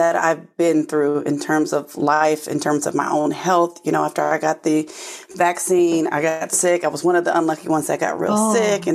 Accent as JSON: {"language": "English", "town": "Oakland", "region": "California", "country": "United States", "tie": "born or raised there", "moved": "yes", "lives_now": "New Jersey, United States", "said": "I'm originally from Oakland, California, and here in the U.S., just all the way on the other side of the country from where I am now in New Jersey."}